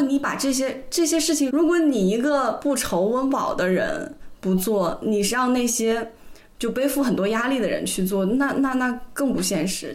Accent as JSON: {"language": "Chinese", "town": "Weihai", "region": "Shandong", "country": "China", "moved": "yes", "said": "我回到威海还有一个家"}